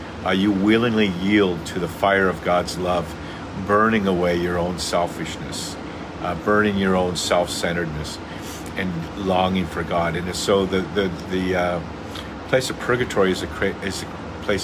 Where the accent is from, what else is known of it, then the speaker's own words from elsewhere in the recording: Santa Cruz, California, United States; where I was raised in Santa Cruz